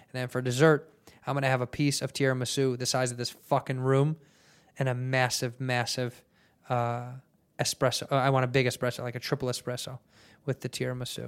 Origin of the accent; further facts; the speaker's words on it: United States; I'm American